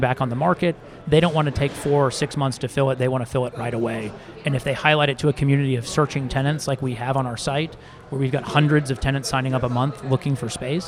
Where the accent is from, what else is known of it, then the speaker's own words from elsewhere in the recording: Dallas, Texas, United States; moved away as an adult; also born or lived in Chicago / Nashville, Tennessee / Newport Beach, California; I am actually from Dallas. I grew up here